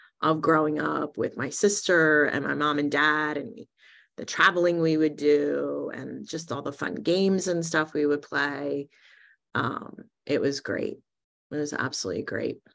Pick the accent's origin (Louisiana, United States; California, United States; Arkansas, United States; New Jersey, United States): New Jersey, United States; I was born in New Jersey in 1968 to two really amazing parents